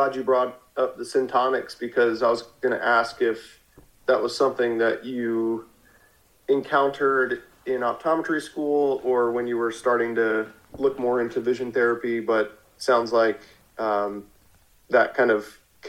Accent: Philadelphia, Pennsylvania, United States; I'm originally from Philadelphia area

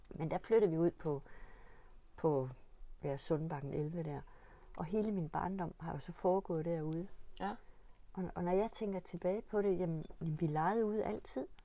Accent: Stensballe, Central Denmark Region, Denmark; min barndom er foregået i Stensballe, eller på Hesteryg, mm. på Nørmarksgården ved Lund.

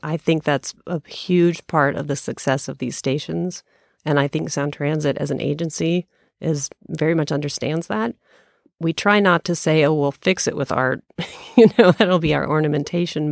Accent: Colorado, United States; moved away as an adult; also born or lived in Kansas; I was from Colorado originally

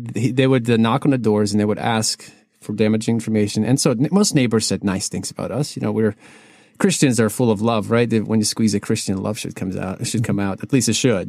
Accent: Kyiv, Ukraine; now in United States; I am originally from Kiev, Ukraine

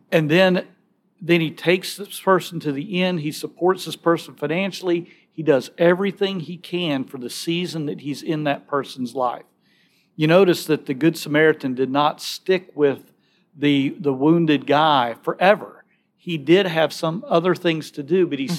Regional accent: Alabama, United States; moved away as an adult; now in Nashville, United States; I'm from Alabama

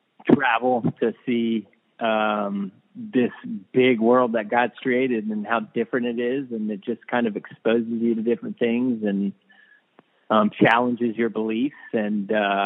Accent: Winston-Salem, North Carolina, United States; So I grew up in Winston-Salem. I play college soccer in Winston-Salem, and then all in the South, and then I'm going to the North.

